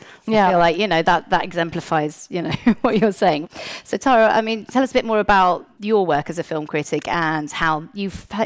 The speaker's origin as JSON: {"language": "English", "country": "United Kingdom", "said": "I am British film critic"}